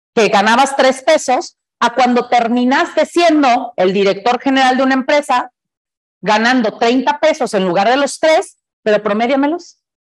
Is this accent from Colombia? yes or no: no; Mexico; Como buenos mexicanos